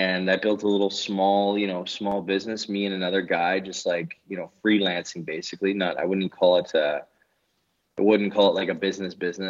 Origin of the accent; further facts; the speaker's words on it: Canada; moved away as an adult; now in Denmark; I'm Canadian originally